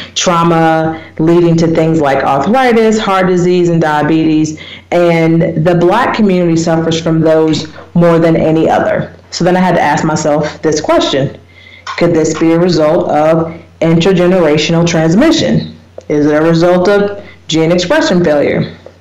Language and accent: English; United States; moved away as an adult; now in South Africa; I'm an American. I grew up in small town